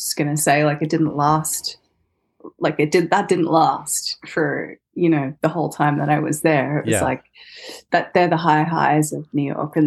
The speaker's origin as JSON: {"language": "English", "town": "Sydney", "region": "New South Wales", "country": "Australia", "tie": "born or raised there", "said": "I was born in Sydney and grew up kind of there between, you know, like on the coast and mm-hmm. in the city"}